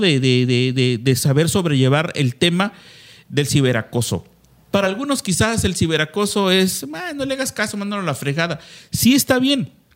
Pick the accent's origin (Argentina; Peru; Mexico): Mexico; como mexicanos